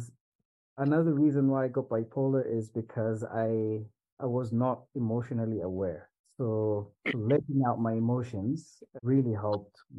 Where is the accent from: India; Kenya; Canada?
Kenya; Swahili Coast; I come from the Swahili coast in Kenya